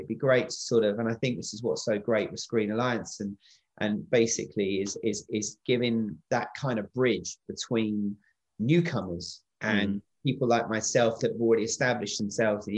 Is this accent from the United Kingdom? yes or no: yes; England, United Kingdom; moved away as an adult; now in Wales, United Kingdom; I'm from England. I came down here to set up and work on Doctor Who the first time back in 2004, 2005, and I haven't left